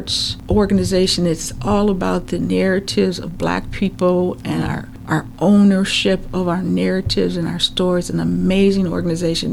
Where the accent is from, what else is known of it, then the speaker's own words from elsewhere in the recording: Minnesota, United States; being a Minnesotan